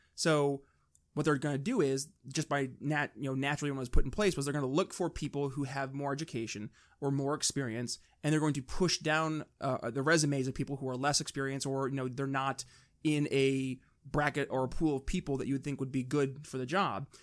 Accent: New York, United States; we're from New York

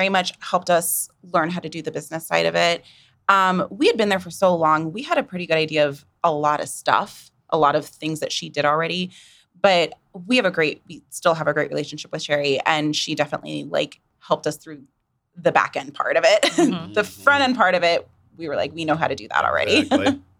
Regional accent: St. Louis, Missouri, United States; now in Wichita, United States; I'm actually from Missouri. I'm okay. from like St. Louis area, oh. so I'm not a Kansan.

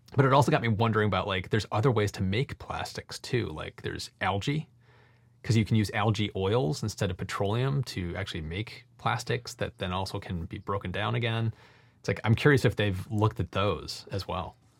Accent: United States; as an American

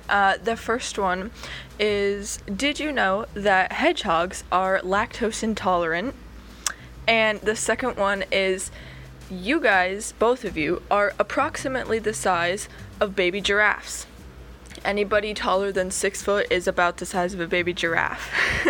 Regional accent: Oregon, United States; I'm from Oregon.

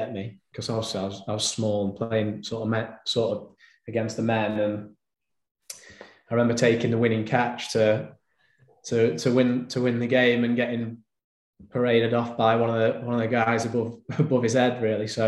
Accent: Bolsover, East Midlands, United Kingdom; also born or lived in Chesterfield; born and bred in Bolsover, really. That's where I grew up

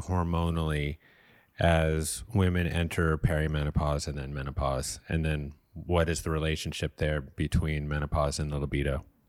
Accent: New York City, New York, United States; now in Los Angeles, United States; my hometown of Brooklyn.

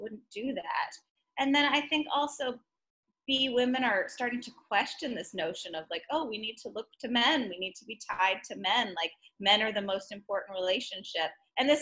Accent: Texas, United States; I was raised in Texas

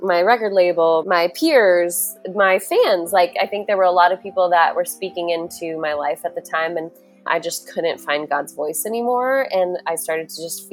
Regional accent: Louisville, Colorado, United States; I grew up in Louisville, Colorado, which is right outside of Boulder

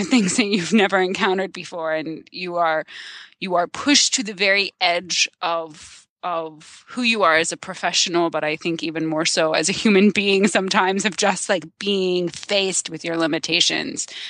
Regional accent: Silver Spring, Maryland, United States; I am from the Maryland suburbs of Washington, D C.

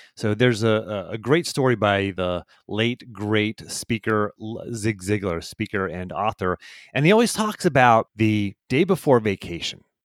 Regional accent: Pittsburgh, Pennsylvania, United States; I was raised in Pittsburgh

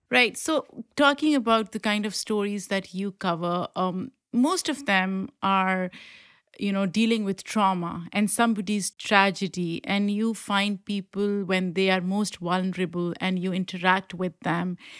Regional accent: Pakistan; moved away; I grew up in Pakistan and ethnically I belong to the same group as Afghanis and I speak the language

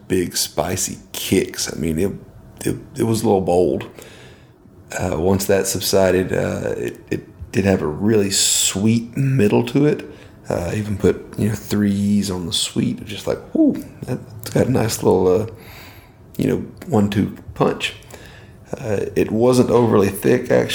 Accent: Podunk, Georgia, United States; I grew up in Podunk, Georgia. We got 30,000 people in the whole county.

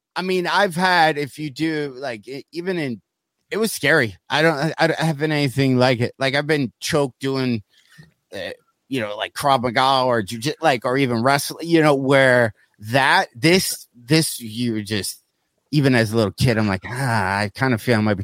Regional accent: South Lyon, Michigan, United States; the town I grew up in in South Lyon, Michigan

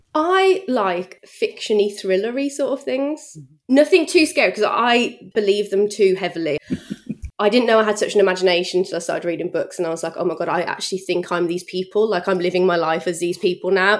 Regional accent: Bromsgrove, West Midlands, United Kingdom; accent: Brummie; also born or lived in Redditch / Birmingham; I always class myself as a Brummie, but really I grew up in a place called Bromsgrove, which is in Worcestershire

